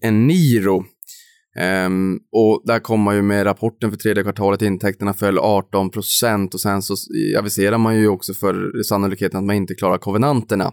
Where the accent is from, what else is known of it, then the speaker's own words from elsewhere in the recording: Norrland, Sweden; jag är norrlänning